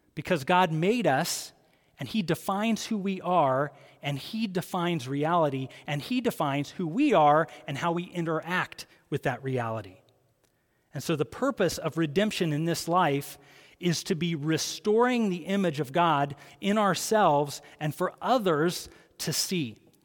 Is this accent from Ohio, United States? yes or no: yes; Columbus, Ohio, United States; I grew up in Columbus, Ohio